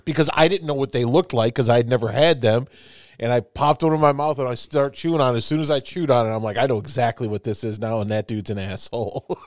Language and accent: English; Chicago, Illinois, United States; also born or lived in New York; now in Indiana, United States; I've lived in several, but I'm from Chicago